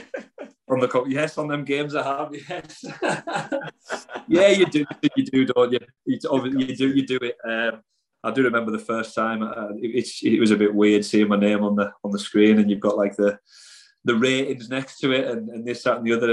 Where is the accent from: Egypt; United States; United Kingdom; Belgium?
United Kingdom; Carlisle, North West England; It's my hometown team